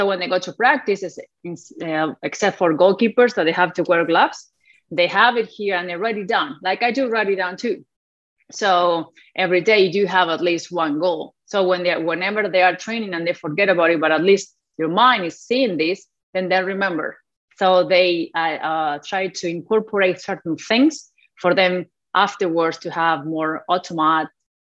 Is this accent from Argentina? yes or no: yes; Argentina; first language Spanish; English is a second language; moved away as an adult; also born or lived in Alabama, United States; now in United States; I come from Argentina, where soccer is like a religion